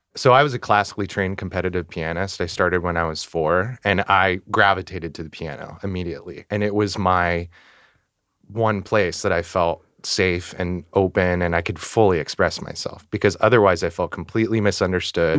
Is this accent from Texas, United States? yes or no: no; Northern California, United States; moved away as an adult; now in New York City, United States; I am originally from Northern California, and I've been in the city over ten years